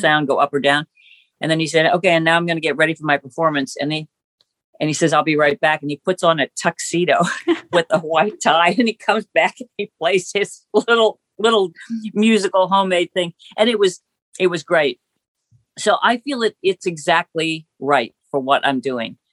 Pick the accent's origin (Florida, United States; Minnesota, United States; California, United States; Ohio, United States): Ohio, United States; growing up in Ohio